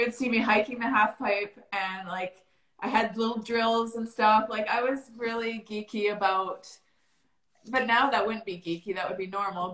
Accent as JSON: {"language": "English", "town": "Calgary", "region": "Alberta", "country": "Canada", "tie": "born or raised there", "said": "I grew up here in Calgary, Alberta, Canada"}